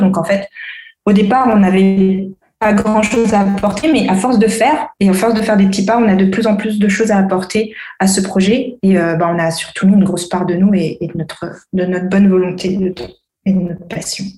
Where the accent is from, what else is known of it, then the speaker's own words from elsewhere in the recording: Antananarivo, Analamanga, Madagascar; moved away as an adult; now in France; Je suis malgache aussi. Je suis née en France. J'ai grandi à Madagascar